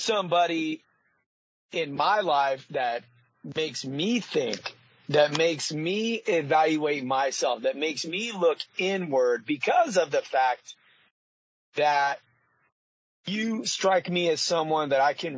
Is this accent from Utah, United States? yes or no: no; Paso Robles, California, United States; I grew up in a city called Paso Robles, California